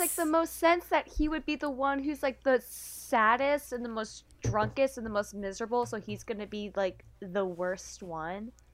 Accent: the South, United States; now in Boston, United States; growing up in the South

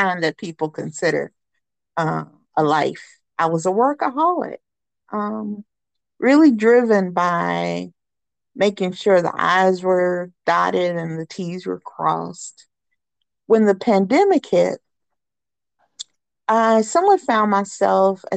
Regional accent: Charlotte, North Carolina, United States; I grew up downtown Charlotte in Wesley Heights. It's like, a mile from the Panther Stadium.

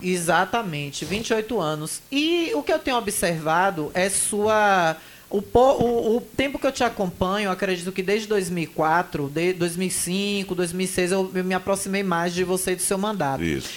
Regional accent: Bahia, Brazil; como boa baiana

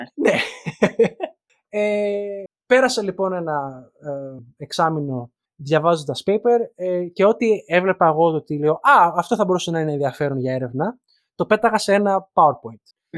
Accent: Greece; moved away as an adult; δεν πάβει το γεγονό ότι μεγαλώσαμε κυρίω στην Ελλάδα.

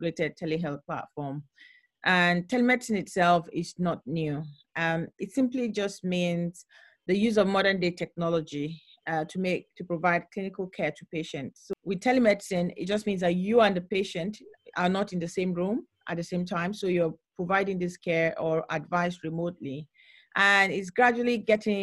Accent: Nigeria; When I was growing up in Nigeria, as a child, I had my own healthcare challenges

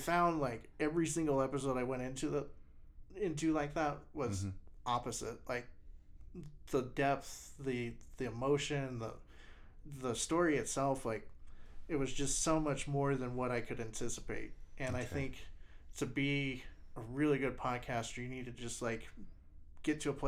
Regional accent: Wyoming, United States; Wyoming it's my state. It's where my family's from.

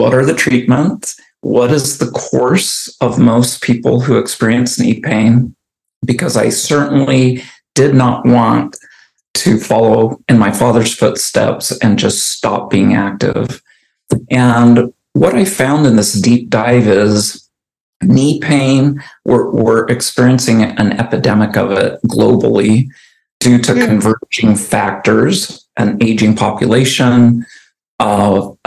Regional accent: Arizona, United States; moved away as an adult; now in Oregon, United States; I moved from Arizona, where I grew up, to Oregon

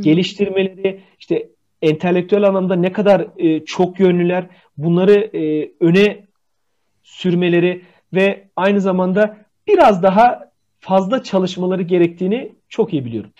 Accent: Bitlis, Bitlis Province, Turkey; Bitlis'te tike deriz

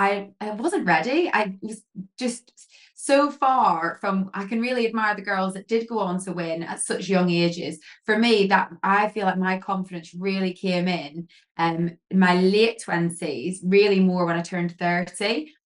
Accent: Northern Ireland, United Kingdom; also born or lived in England; So my accent's a little bit blurred now, I haven't lived in England for so long. But I grew up in Northern Ireland

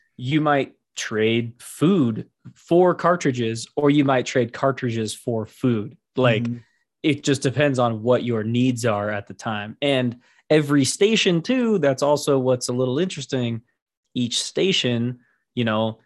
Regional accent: United States; I am American through and through

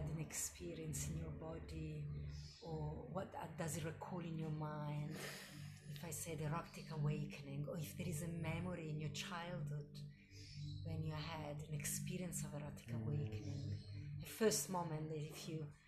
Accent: Milan, Lombardy, Italy; moved away; my growing up in Milano

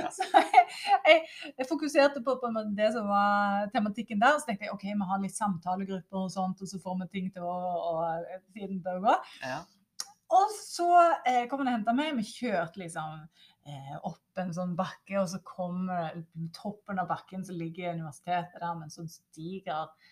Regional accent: Norway; som nordmann, så er en utrolig privilegert

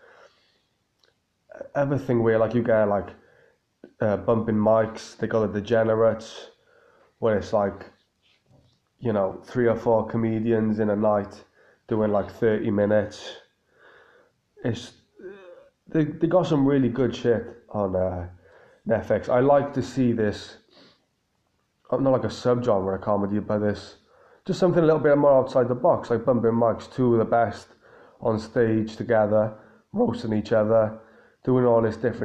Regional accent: Cardiff, Wales, United Kingdom; my hometown in Cardiff

